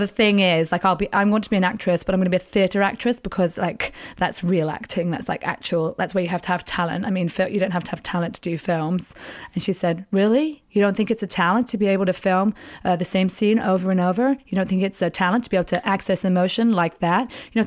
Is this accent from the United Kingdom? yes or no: yes; England, United Kingdom; I am actually English.